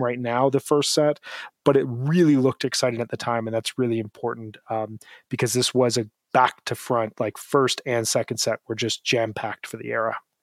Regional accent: Chicago suburbs, Illinois, United States; growing up in the Chicago suburbs

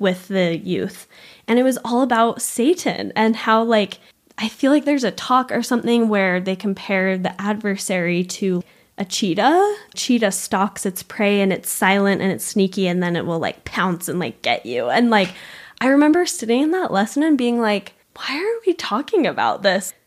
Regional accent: Provo, Utah, United States; also born or lived in Argentina / Montreal; I grew up in Provo, still live in Provo

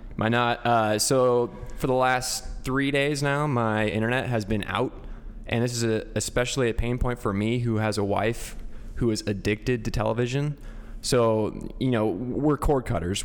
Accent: Albia, Iowa, United States; my hometown of Albia

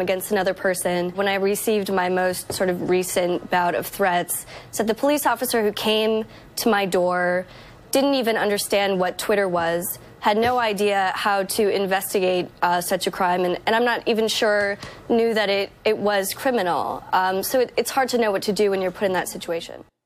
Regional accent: California, United States; my home state of California

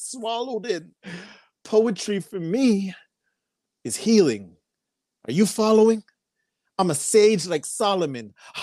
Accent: Toronto, Ontario, Canada; I'm also from Toronto, Canada

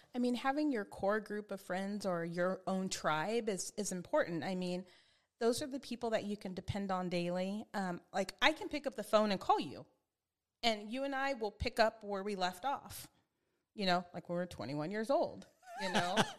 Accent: Spring Valley, California, United States; also born or lived in El Cajon; I grew up in Spring Valley that was predominantly white.

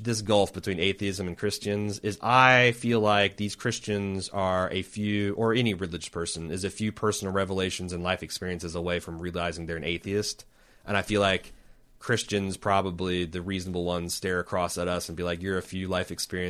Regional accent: Texas, United States; My only problem with this episode is being a Texan.

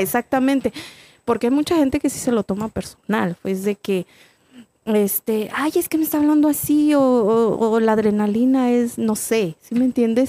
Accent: Salinas, San Luis Potosí, Mexico; now in Atlanta, United States; yo soy de un... Ahorita ya está un poquito más este, avanzado, pero es un pueblo literal de, San Luis Potosí

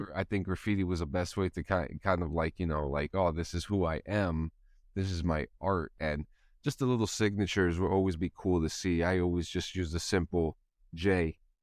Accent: New Jersey, United States; where I'm from growing up in New Jersey

